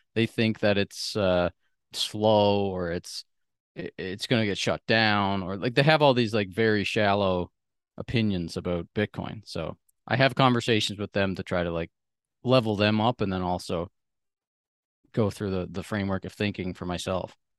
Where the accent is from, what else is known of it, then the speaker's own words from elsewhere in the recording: Sydney, Nova Scotia, Canada; moved away; I grew up on the East Coast of Canada, like I said, in this small sort of island. It's a large island, but there's, like, a hundred and fifty thousand people that live on the whole island, and the city, Sydney